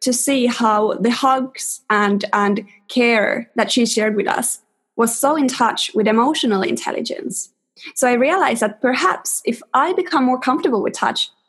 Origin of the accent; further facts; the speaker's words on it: Helsinki, Uusimaa, Finland; first language Finnish; English is a second language; moved away as an adult; now in London, United Kingdom; I grew up in Helsinki for the first 22 years of my life